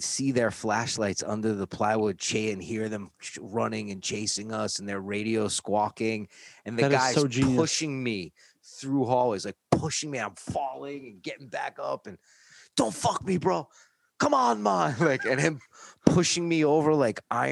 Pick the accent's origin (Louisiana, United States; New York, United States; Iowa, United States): New York, United States; accent: New York; moved away as an adult; now in California, United States; my accent is used to be a lot thicker, New York accent. And if I get really mad, my kids and my wife will tell me it comes out more, you know, or if I'm talking to other people from New York